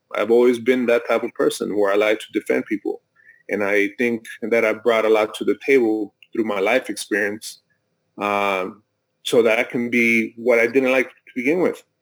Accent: Mexico; now in United States; I'm I'm from Mexico. I was born in Mexico

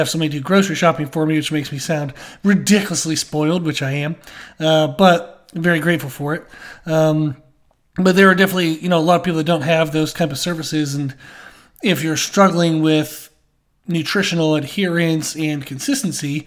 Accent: United States; being an American

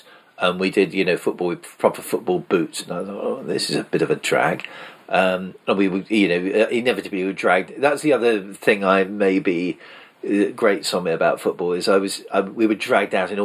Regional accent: Salisbury, South West England, United Kingdom; also born or lived in Tollgate Road, Salisbury; when I moved from the Tollgate Road to Harnham, because in Tollgate Road there were kids a lot younger than me

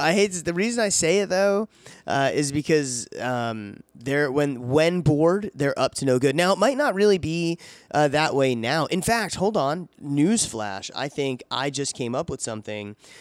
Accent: DeBary, Florida, United States; I was growing up in DeBerry down there in Florida

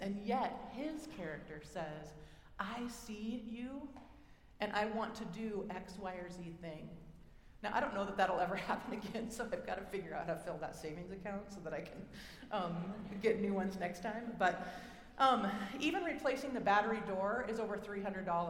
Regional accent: Oregon, United States; accent: Oregonian; my Oregonian, that's where I'm from, than my Oregonian accent

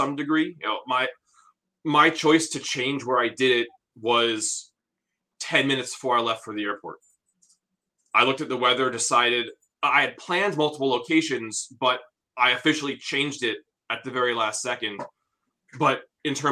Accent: New Jersey, United States; moved away; I grew up in New Jersey

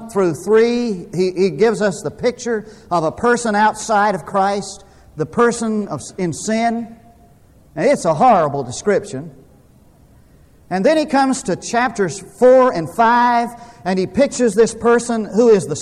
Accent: Munday, Texas, United States; when I was growing up in Mundy, Texas, there wasn't a lot

